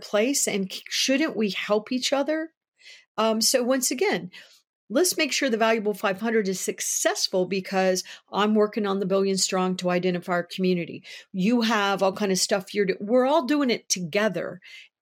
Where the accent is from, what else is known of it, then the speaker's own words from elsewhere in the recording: United States; I am an American. I am proud to live in the United States